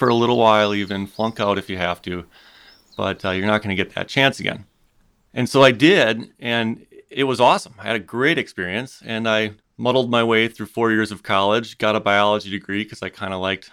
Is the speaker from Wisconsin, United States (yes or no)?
yes; Wisconsin, United States; I grew up in Wisconsin